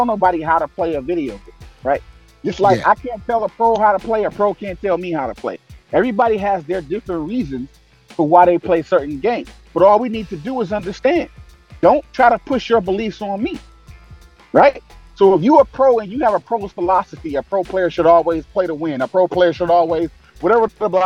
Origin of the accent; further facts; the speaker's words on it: Detroit, Michigan, United States; I'm from Detroit, fam. Born and raised grit and grind from the gutter